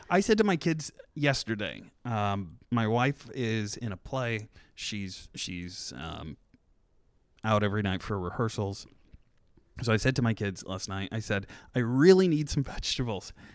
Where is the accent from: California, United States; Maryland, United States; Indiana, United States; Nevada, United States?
Indiana, United States; Churubusco; moved away; I'm from Chirabusco, which is right outside of Fort Wayne